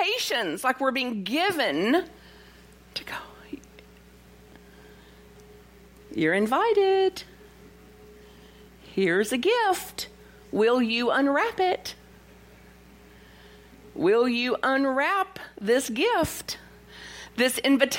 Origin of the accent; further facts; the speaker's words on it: Bug Tussle, Kentucky, United States; I'm from Bug Tussle, Kentucky.